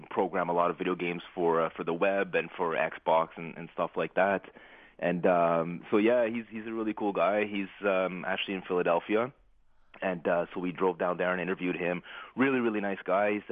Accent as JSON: {"language": "English", "town": "Ottawa", "region": "Ontario", "country": "Canada", "tie": "born or raised there", "said": "my hometown here in Ottawa"}